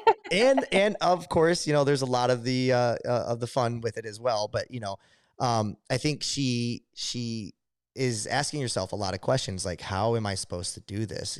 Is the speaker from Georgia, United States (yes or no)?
no; Adrian, Michigan, United States; I'm from Adrian